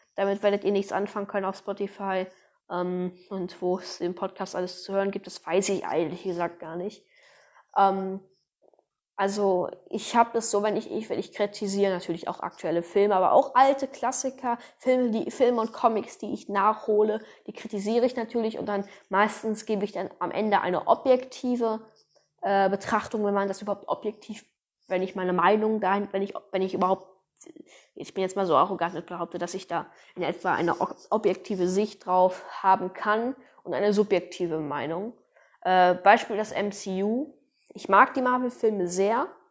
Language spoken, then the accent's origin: German; North Rhine-Westphalia, Germany; ich komme aus Deutschland, aus NRW